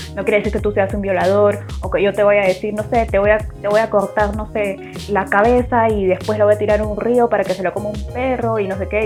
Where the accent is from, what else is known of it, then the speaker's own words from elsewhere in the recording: Peru; soy de Perú y tengo 24 años